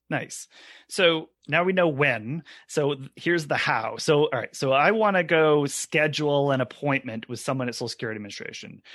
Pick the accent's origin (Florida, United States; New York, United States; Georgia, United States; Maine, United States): Maine, United States; all three of us are also Mainers here